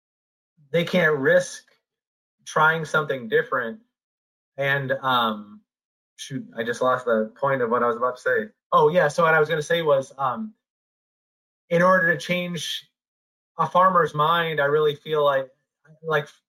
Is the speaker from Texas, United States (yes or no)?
no; Iowa, United States; moved away; I grew up in Iowa